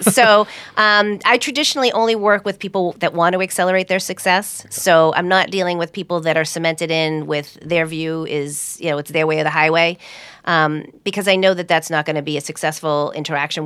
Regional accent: Hudson, Massachusetts, United States; I grew up in Hudson

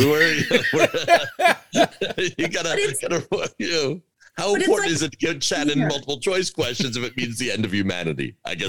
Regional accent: Long Island, New York, United States; as a kid growing up on Long Island

